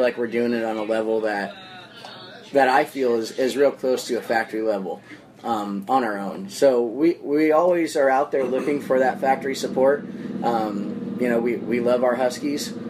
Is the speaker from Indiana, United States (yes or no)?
no; Phoenix, Arizona, United States; I'm here from Phoenix, Arizona. Yeah. Um, this is our home hometown.